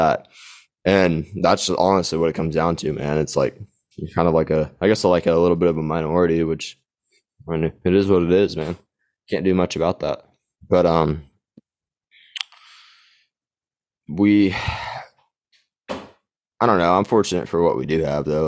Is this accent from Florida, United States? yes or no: no; Gainesville, Texas, United States; my hometown, Gainesville, population like 19,000